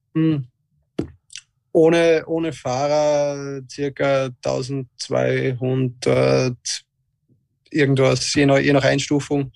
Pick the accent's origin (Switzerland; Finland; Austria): Austria; als Österreicher